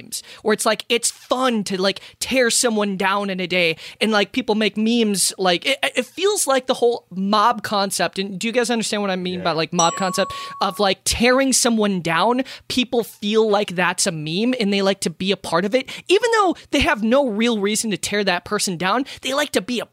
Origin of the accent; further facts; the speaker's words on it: Minnesota, United States; accent: Minnesota; I'm from Minnesota